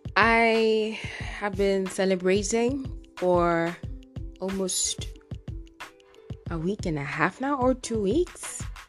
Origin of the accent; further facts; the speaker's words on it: Kenya; here in Kenya, uh I'm from the Luo community